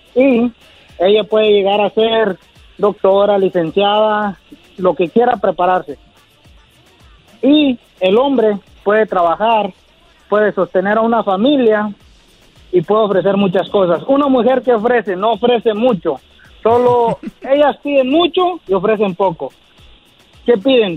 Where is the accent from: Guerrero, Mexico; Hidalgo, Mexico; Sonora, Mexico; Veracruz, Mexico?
Guerrero, Mexico; Yo, de Guerrero